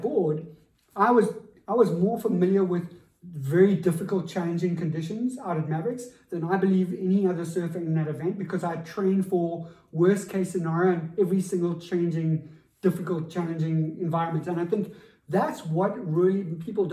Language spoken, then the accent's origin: English; South Africa; as a South African coming from my environment